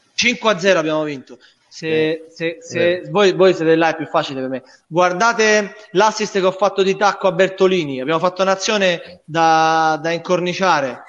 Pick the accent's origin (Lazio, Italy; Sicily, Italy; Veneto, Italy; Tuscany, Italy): Lazio, Italy; Rome; moved away as an adult; now in Bari, Italy; io essendo romano e romanista